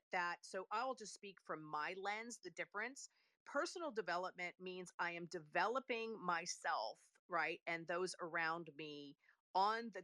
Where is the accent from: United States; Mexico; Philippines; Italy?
Italy; moved away; I'm Italian. I was born and raised in Italy